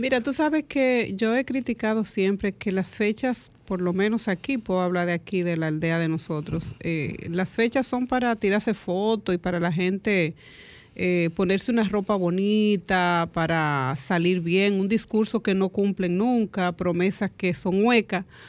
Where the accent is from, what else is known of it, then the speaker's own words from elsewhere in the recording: Dominican Republic; el merengue es lo que nos identifica como dominicanos